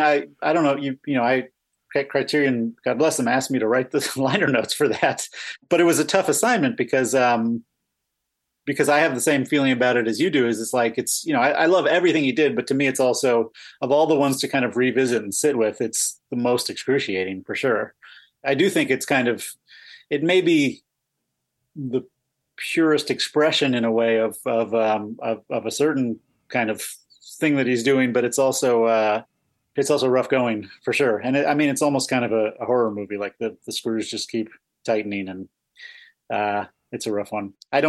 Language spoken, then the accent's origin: English; Boston, Massachusetts, United States; No, I'm from Massachusetts, from Boston.